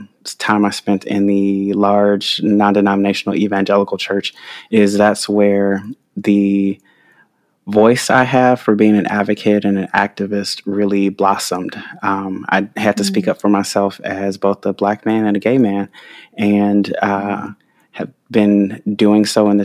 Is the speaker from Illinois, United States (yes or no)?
yes; Chicago, Illinois, United States; I grew up here in Chicago on the South Side originally, and now I live on the West Side.